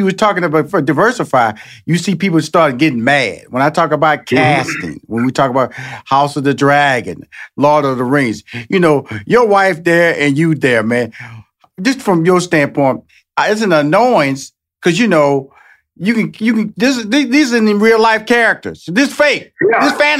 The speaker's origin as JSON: {"language": "English", "town": "Houston", "region": "Texas", "country": "United States", "tie": "born or raised there", "said": "And you know, Texas, I'm born and raised in Houston, Texas. I know football is king here."}